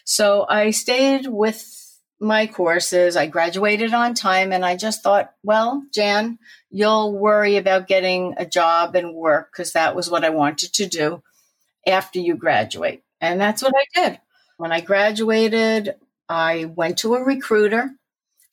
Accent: Newtown, Connecticut, United States; also born or lived in Brooklyn, New York / Bayside, Queens, New York; I was born in Brooklyn, moved for a very short while with my family to Bayside, Queens. But since I was 5 years old, I lived in Newtown, Connecticut

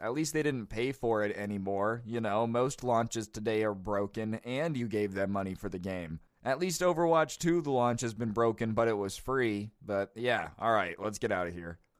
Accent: United States; I'm American

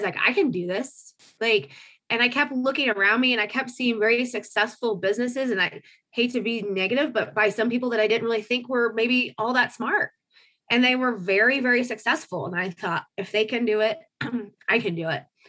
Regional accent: Marion, Indiana, United States; moved away as an adult; also born or lived in Colorado; I grew up in a kind of a little factory town called Marion, about northeast of Indy, about an hour

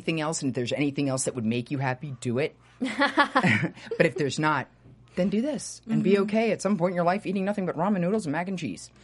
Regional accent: New York, United States; I grew up in New York

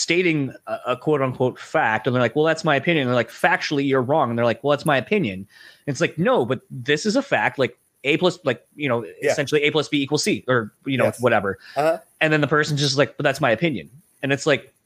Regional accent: Delaware, United States; now in Michigan, United States; growing up in Delaware, we kind of had our own thing

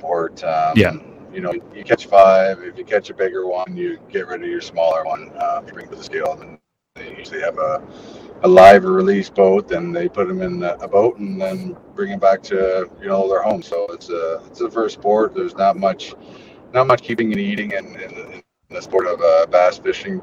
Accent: Ontario, Canada; moved away as an adult; also born or lived in Chicago; being from Ontario

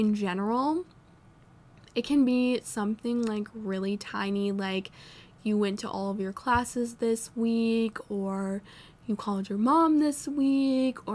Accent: Vermont, United States; moved away as an adult; now in North Carolina, United States; I'm an out-of-state student. I'm from Vermont

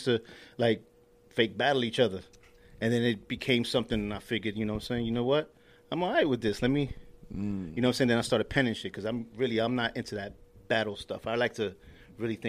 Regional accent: New York City, New York, United States; born and raised in Corona

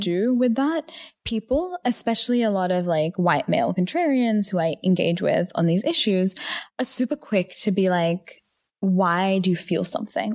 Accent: Newcastle, New South Wales, Australia; moved away; also born or lived in Stanford, California; I am from Newcastle, Australia.

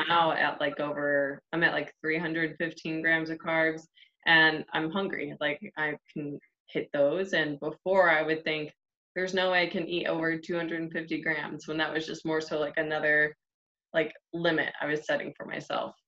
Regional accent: Ohio, United States; moved away; I'm originally from Ohio

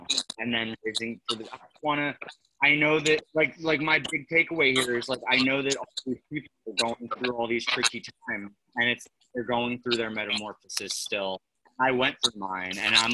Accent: New York, United States; I'm a fucking New Yorker. Like I'm born and raised in New York.

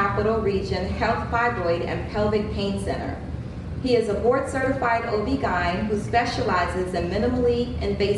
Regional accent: Baltimore, Maryland, United States; moved away as an adult; now in South Florida, United States; my home state, my hometown, from Baltimore, Maryland.

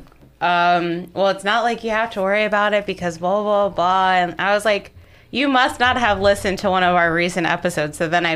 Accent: Baltimore, Maryland, United States; We're three sisters from the Baltimore, Maryland area

